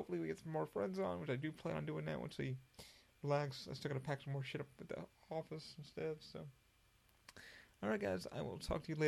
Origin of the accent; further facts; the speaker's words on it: Albany, New York, United States; also born or lived in Schenectady, New York / Scotia, New York; now in Florida, United States; I grew up in Albany, and I lived in Schenectady, and I lived in Scotia, New York, and upstate New York.